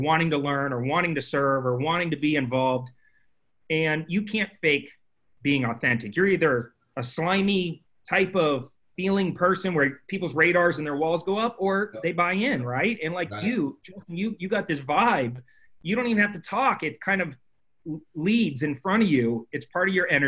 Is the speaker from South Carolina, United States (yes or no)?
no; Phoenix, Arizona, United States; I grew up in Phoenix, Arizona